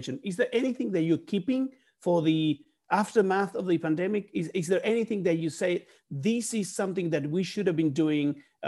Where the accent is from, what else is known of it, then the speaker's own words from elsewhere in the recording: Buenos Aires, Argentina; from Buenos Aires, Argentina